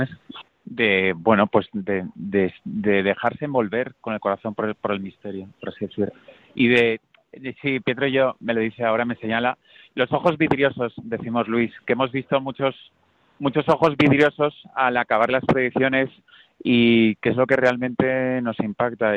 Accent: Valencia, Valencian Community, Spain; por mi tierra, por Valencia

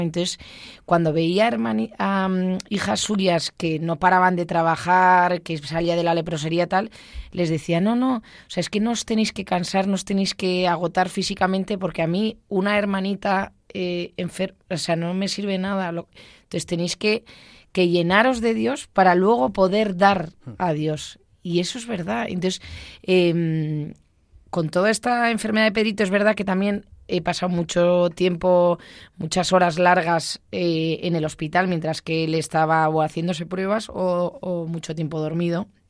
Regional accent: Basque Country, Spain; soy vasca

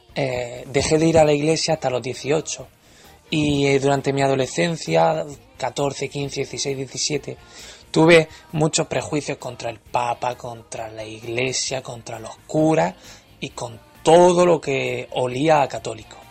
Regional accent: Region of Murcia, Spain; accent: murcianico; now in London, United Kingdom; mi acento murcianico no sea muy marcaico

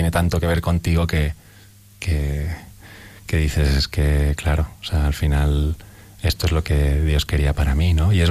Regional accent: Madrid, Community of Madrid, Spain; llevar a, pues a, mi pueblo, ¿no? a ese pequeño barrio joven ¿no? de, de Carabanchel.

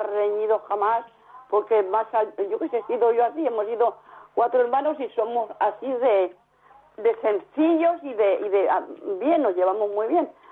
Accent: Cuenca, Castilla-La Mancha, Spain; now in Valencia, Spain; soy de Cuenca, pero vivo en Valencia.

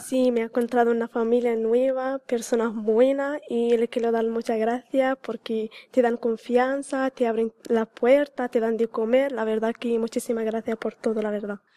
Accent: Morocco; now in Algeciras, Spain; soy de Marruecos.

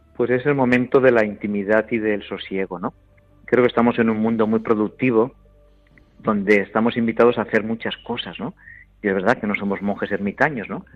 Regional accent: Valencian Community, Spain; yo como buen valenciano que soy, nací en estas raíces valencianas

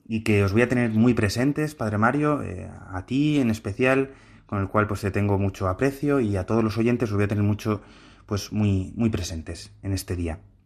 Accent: Madrid, Community of Madrid, Spain; Yo pertenezco, salí de la parroquia de San Ricardo, en el barrio de Argüelles, y pues eso, desde pequeñito yo fui viendo cómo el Señor me llamaba.

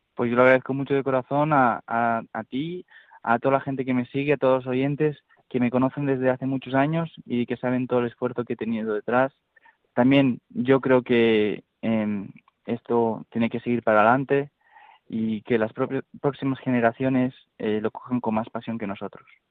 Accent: Spain

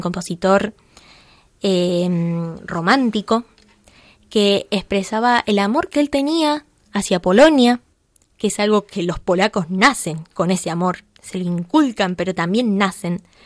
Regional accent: Buenos Aires Province, Argentina; yo soy argentina, soy de Buenos Aires, soy porteña, aunque no tan porteña porque soy del conurbano bonaerense

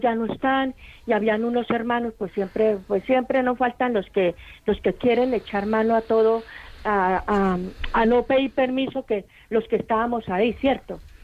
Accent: Colombia; moved away as an adult; now in Bilbao, Spain; yo no soy de acá, yo soy de Colombia

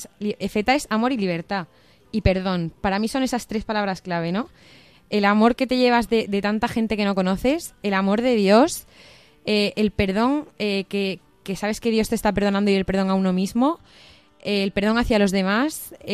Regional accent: Cáceres, Extremadura, Spain; moved away as an adult; also born or lived in Pamplona; eh, tengo 25, bueno, voy a hacer 25 años dentro de poco, em, yo soy de Cáceres, pero estudié en Pamplona periodismo

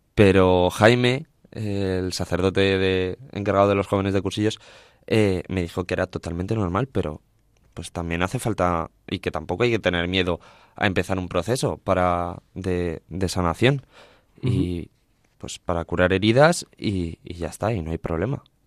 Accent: Villafranca del Bierzo, Castile and León, Spain; mi pueblo, Villafranca del Bierzo, en el Camino de Santiago francés

